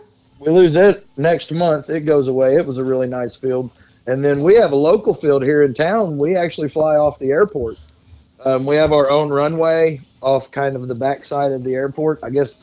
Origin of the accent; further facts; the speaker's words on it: Dexter, Missouri, United States; Dexter, Missouri.